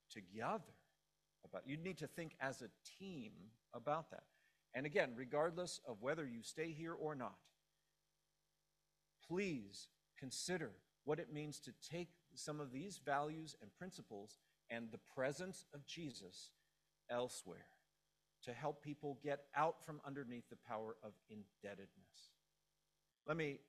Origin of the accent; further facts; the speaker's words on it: Los Angeles, California, United States; I grew up in Los Angeles.